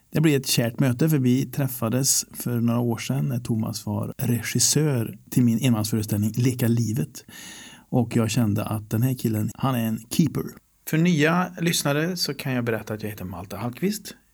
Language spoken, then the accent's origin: Swedish; Karlstad, Värmland, Sweden; hemma i Värmland Karlstad